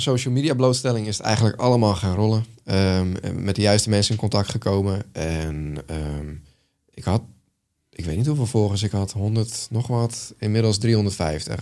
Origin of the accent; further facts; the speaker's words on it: Netherlands; als Nederlander